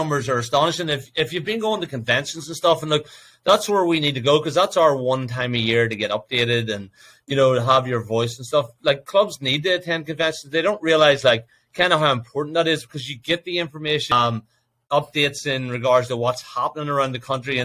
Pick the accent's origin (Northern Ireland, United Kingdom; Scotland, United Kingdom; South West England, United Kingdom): Northern Ireland, United Kingdom; County Down; now in United States; us Down boys